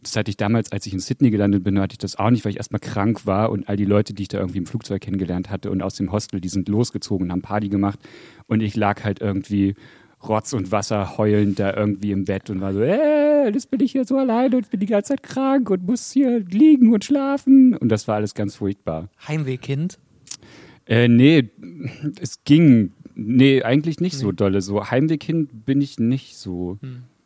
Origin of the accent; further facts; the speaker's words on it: Westdorf, Saxony-Anhalt, Germany; Spezifisch gesagt in einem Dorf in Sachsen-Anhalt. Da habe ich, ähm, hab ich gewohnt und gelebt mit meinen Eltern und bin da groß geworden, seit ich sieben war.